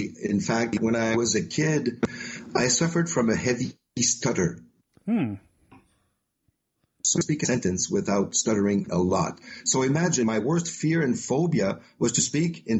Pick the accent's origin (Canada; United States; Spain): Canada; Quebec; accent: French; English is a second language; also born or lived in Magog, Quebec; I'm located in Quebec, Canada, the French part. So, as you can tell with my accent, I'm a French guy. I speak French every day, all day.